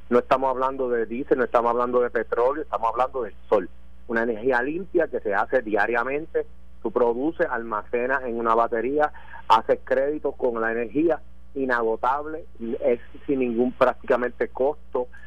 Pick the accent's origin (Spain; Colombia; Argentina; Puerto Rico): Puerto Rico; Mayagüez; soy yo. Pues estamos ya a su disposición aquí en Mayagüez.